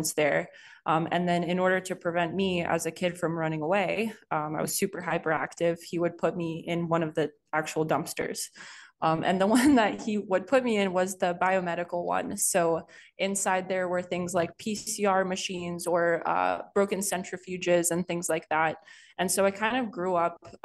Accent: Boston, Massachusetts, United States; also born or lived in Boulder, Colorado; I was born in Boulder, Colorado. And then we moved to Massachusetts to continue my sister's treatment. in Boston. So around that time is I was like a pretty young kid

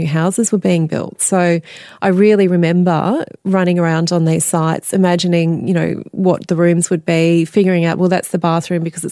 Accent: country Victoria, Australia; born or raised there; also born or lived in Adelaide, South Australia

